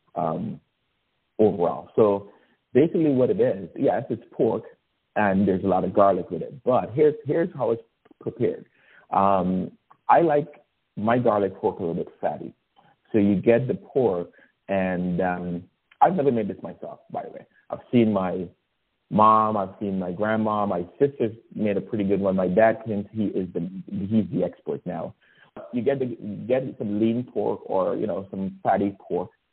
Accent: Guyana; now in United States; I was born in Guyana, South America, and um, spent the formative years of my life there before moving to the United States.

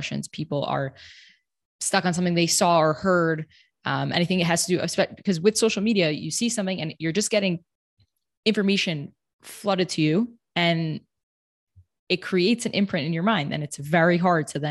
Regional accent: New York, United States; now in Jerusalem, Israel; I come from New York.

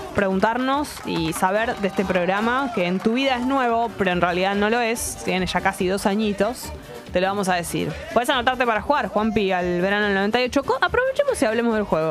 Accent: Buenos Aires, Argentina; accent: porteña; nuestra tonada porteña

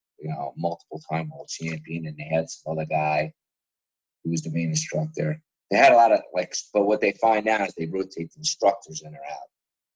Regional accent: New Jersey, United States; I'm from Jersey, the one in Hoboken.

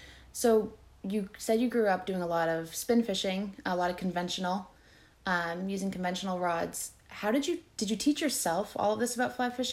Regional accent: Cape Cod, Massachusetts, United States; also born or lived in West Virginia

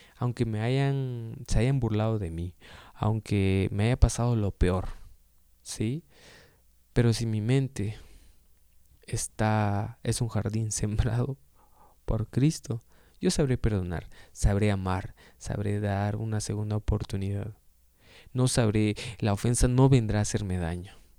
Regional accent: Guatemala; soy de Guatemala

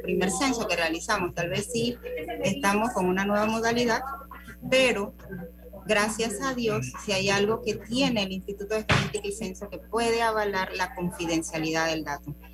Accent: Panama; nosotros los panameños

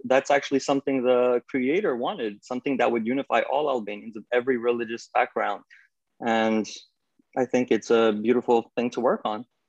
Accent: New York, United States; I'm from New York

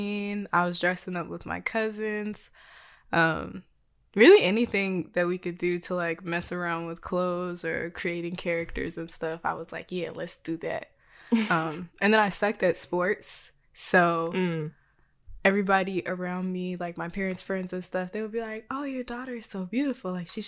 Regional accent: the South, United States; Well, as a Black person, a visibly Black person growing up in the South, I did not think I was anything.

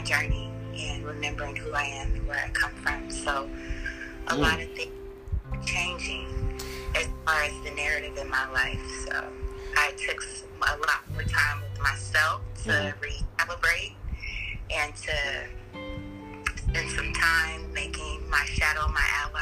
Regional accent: Fresno, California, United States; moved away; also born or lived in Sacramento, California; My formative years, I was raised in Fresno, California

